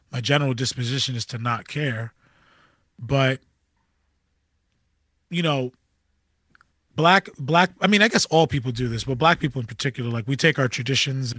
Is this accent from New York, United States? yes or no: yes; Amityville, New York, United States; growing up in Amityville